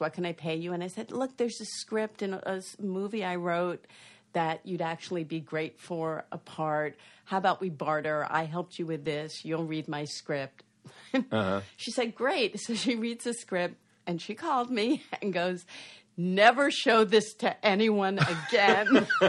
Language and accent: English; East Coast, United States; I grew up on the East Coast. I stayed on the East Coast, and I didn't know anyone who worked in Hollywood.